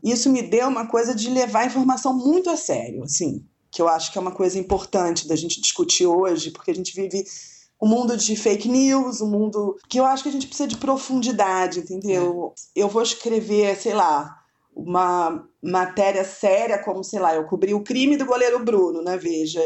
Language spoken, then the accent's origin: Portuguese; Rio de Janeiro, Brazil; Eu morava no Rio, né? Eu sou carioca